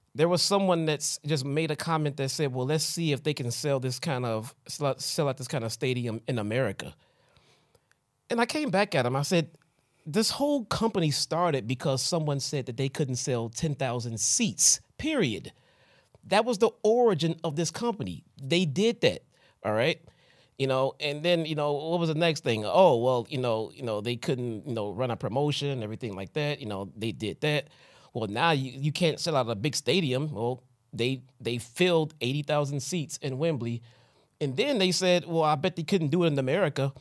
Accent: Chicago, Illinois, United States; I'm from Chicago

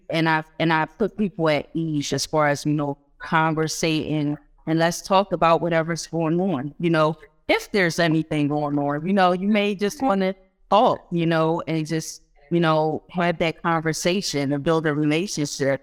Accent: Philadelphia, Pennsylvania, United States; I grew up here in Philly. Although my family is from Guyana, I grew up here in Philly

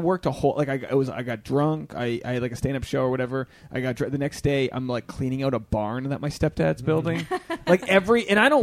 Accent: Rhode Island, United States; I'm from Rhode Island, mm-hmm. which is pretty Democrat, but my family's more Republican

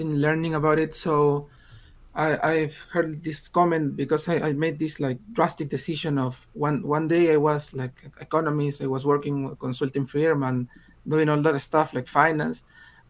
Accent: Peru; English is a second language; I'm from Peru, and I started writing in English.

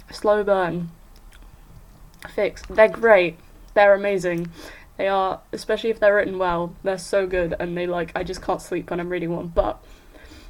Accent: Netherlands; I grew up in Holland.

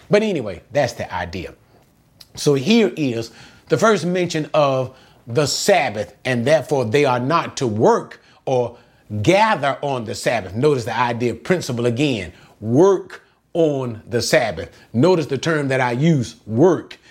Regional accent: United States; I am an American

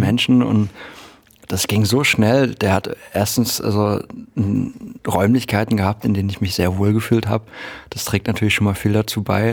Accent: Halle, Saxony-Anhalt, Germany; ich bin ja in Halle an der Saale geboren

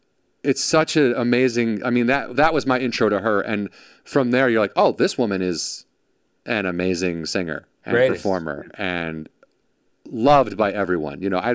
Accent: Illinois, United States; I'm from Illinois.

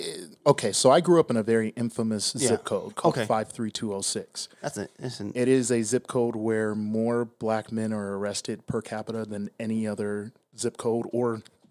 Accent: Milwaukee, Wisconsin, United States; moved away as an adult; also born or lived in Pasadena, California / Riverside, California; now in Las Vegas, United States; I am originally from Milwaukee, Wisconsin.

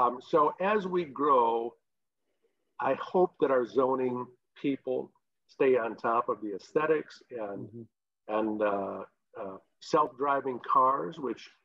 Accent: Traverse City, Michigan, United States; I grew up here in Traverse City, we grew up over on the west side.

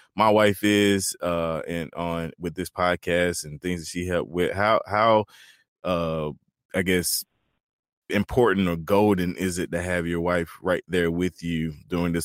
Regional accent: Turkey, North Carolina, United States; there's actually a place in North Carolina called Turkey. That's where I was born and raised

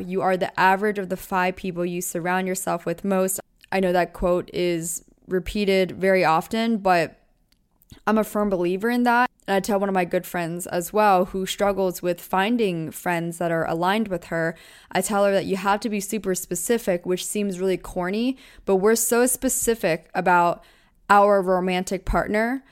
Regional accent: Taylor Swift's hometown, Pennsylvania, United States; moved away as an adult; also born or lived in Orange County, California / Los Angeles / New York City; I grew up in …'s hometown.

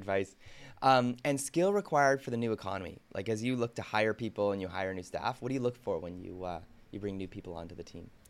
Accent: Canada; as a Canadian

